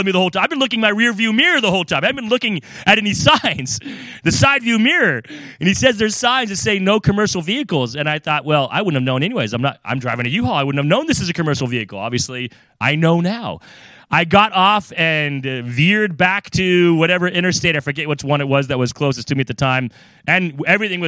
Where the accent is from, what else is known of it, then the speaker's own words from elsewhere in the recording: California, United States; also born or lived in Florida / Virginia; now in New England, United States; I grew up in California. I lived in Florida, you know, Virginia